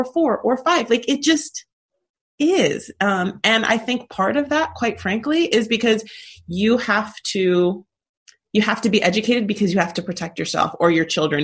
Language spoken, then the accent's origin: English; California, United States; growing up in California